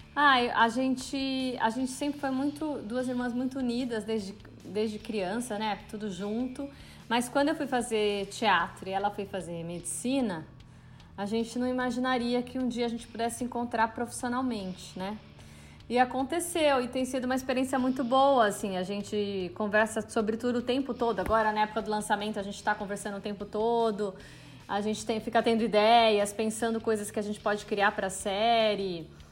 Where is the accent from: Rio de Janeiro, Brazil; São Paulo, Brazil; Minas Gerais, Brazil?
São Paulo, Brazil; Campinas; moved away as an adult; now in São Paulo, Brazil; eu sou de Campinas e vim para São Paulo para fazer artes cênicas na USP